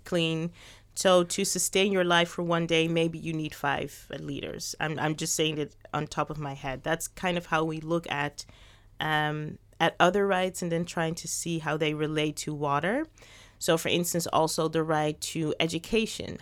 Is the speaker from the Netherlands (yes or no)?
yes; Netherlands; also born or lived in Suriname; I was born in the Netherlands, but my parents are from Suriname